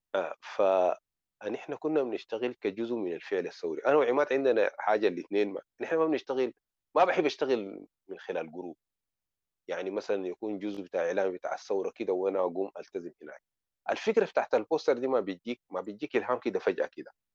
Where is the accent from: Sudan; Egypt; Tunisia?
Sudan; now in Morocco; عندنا في السودان